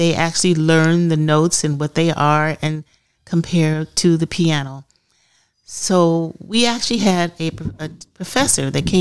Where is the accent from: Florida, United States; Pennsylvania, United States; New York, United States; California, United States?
California, United States; Los Angeles; also born or lived in Altadena, California / Marina del Rey, California; in the back bedroom of 1522 East 55th Street in Los Angeles, California